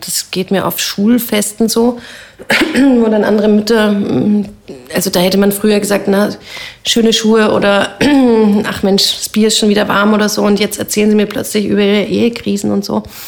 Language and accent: German; Bavaria, Germany; moved away as an adult; also born or lived in Heidelberg / Amsterdam; now in Vienna, Austria; Ich habe da zur Bayerischen Landeskirche gehört